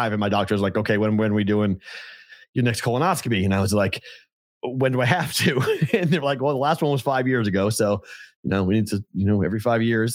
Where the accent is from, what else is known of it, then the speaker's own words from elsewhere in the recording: East Coast, United States; we're from the East Coast